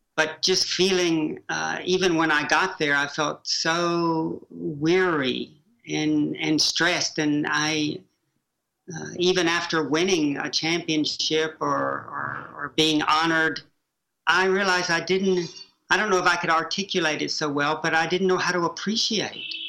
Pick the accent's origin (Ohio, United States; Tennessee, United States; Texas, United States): Tennessee, United States; Chattanooga; Growing up in Prairie Peninsula, Chattanooga, Tennessee